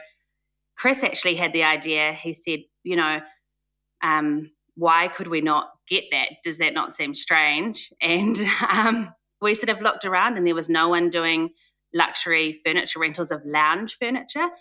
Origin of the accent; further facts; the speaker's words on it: New Zealand; I'm from New Zealand. So born and raised, have spent some time in other countries, but back in New Zealand